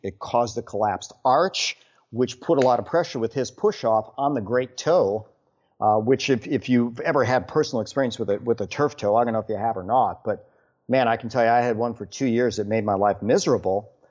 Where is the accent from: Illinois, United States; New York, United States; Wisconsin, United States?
Wisconsin, United States; now in Houston, United States; born and raised in Wisconsin